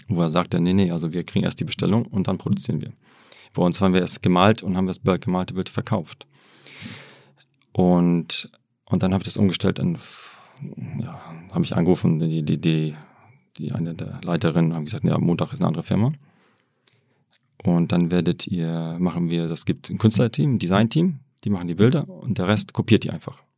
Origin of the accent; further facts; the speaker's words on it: Germany; also born or lived in Hamburg / Wrocław; ich habe ja in Deutschland ähm, bin ich aufgewachsen und, äh, und studiert.